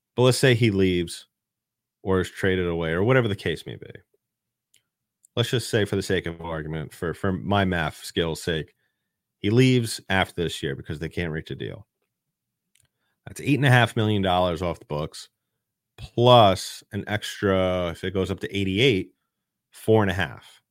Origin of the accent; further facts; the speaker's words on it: New York City, New York, United States; I am native New Yorker. I still live in the city.